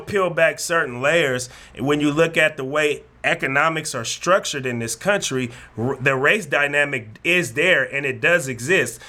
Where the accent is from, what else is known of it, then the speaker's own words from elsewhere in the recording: San Francisco Bay Area, California, United States; I told him I was from America. I said San Francisco because from the Bay Area